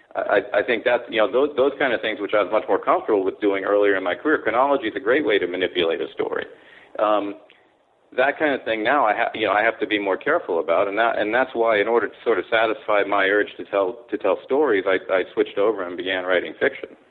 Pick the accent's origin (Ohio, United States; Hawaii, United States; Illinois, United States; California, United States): California, United States; moved away as an adult; also born or lived in Kobe, Japan / Tokyo, Japan; born in Japan, grew up in California. Went to Palisades High School